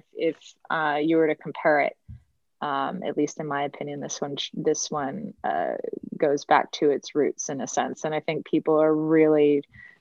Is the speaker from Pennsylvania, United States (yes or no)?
no; Michigan, United States; moved away; I'm originally from Michigan